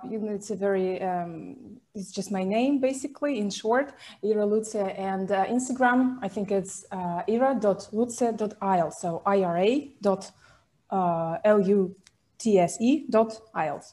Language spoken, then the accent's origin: English; Pskov, Pskov Oblast, Russia; My hometown